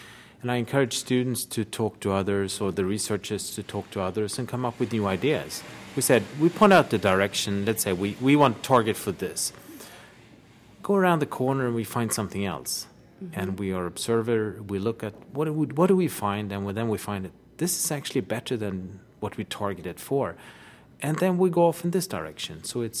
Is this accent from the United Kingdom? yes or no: no; Sweden; I'm from Sweden, Uppsala University.